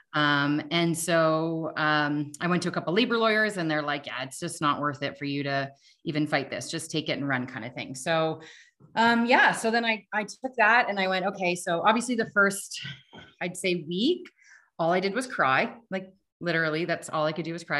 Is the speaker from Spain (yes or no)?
no; Canada; I'm Canadian